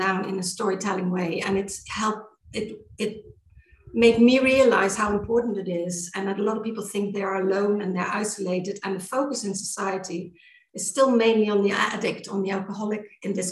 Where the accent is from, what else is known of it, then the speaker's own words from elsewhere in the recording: Netherlands; moved away as an adult; now in Granada, Spain; And I'm from Holland, but I came to Spain in 2003.